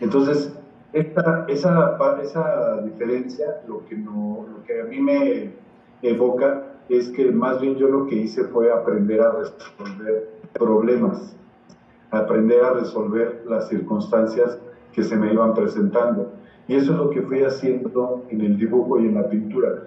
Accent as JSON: {"language": "Spanish", "region": "Mexico City", "country": "Mexico", "tie": "born or raised there", "said": "nosotros vivíamos en dos cuartos cuando recién llegamos a, la Ciudad de México"}